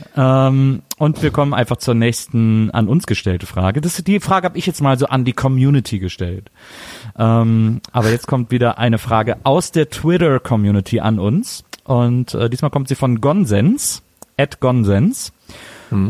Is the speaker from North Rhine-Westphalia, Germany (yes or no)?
yes; Wesseling, North Rhine-Westphalia, Germany; bei uns äh, in Wesseling gab's den Kliegel, das war äh, ein Kiosk